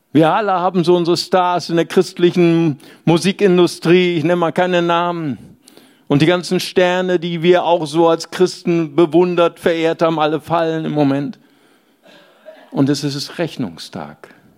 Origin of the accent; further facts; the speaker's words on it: Germany; ich bin Deutscher